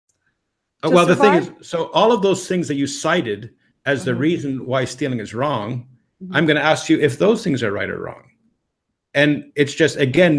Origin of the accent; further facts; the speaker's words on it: Canada; we're Canadian